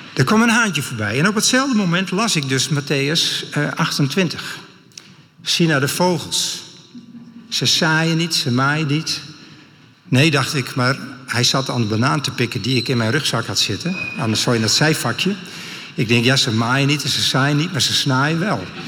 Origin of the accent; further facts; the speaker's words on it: Friesland, Netherlands; Ik kom uit Friesland